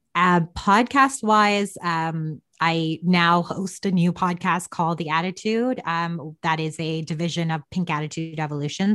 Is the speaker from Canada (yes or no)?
yes; Toronto, Ontario, Canada; also born or lived in Chennai, India; I was born and raised here in Canada